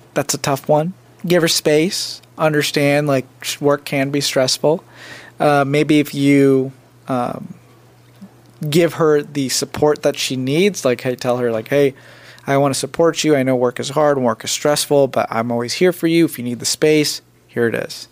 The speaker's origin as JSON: {"language": "English", "country": "United States", "tie": "born or raised there", "also_born_or_lived": "India", "said": "I was born in India and I came to America when I was three and a half. So technically, I was like raised in America."}